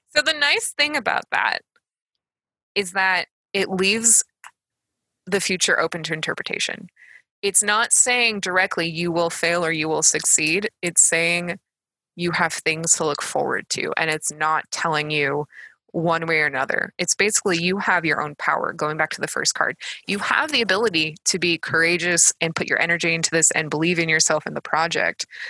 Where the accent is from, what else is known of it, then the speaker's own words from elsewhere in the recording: United States; I'm American